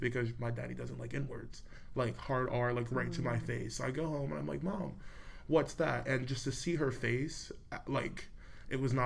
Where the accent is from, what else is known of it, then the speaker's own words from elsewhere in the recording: Ashburn, Virginia, United States; also born or lived in Tennessee / Fairfax, Virginia; I moved to Ashburn, which is where I grew up in Loudoun